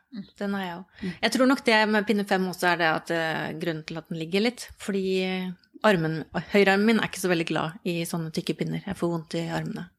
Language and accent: Norwegian; Oslo, Norway; moved away as an adult; now in Østfold, Norway; jeg har bodd i Oslo hele livet og flytta til Østfold for ikke så lenge siden